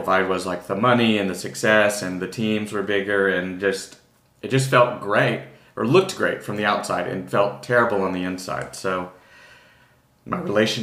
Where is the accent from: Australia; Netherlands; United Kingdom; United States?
United States; Texas; also born or lived in New York; now in Austin, United States; I'm originally from Texas. I was in New York for most of the past 20 years